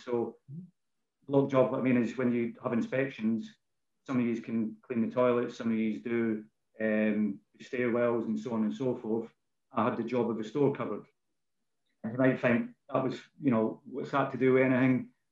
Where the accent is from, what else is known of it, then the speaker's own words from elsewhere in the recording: Bannockburn, Scotland, United Kingdom; as you can tell probably by my accent. Um, I'm a, born in a, a place called Bannockburn, um, which is in Scotland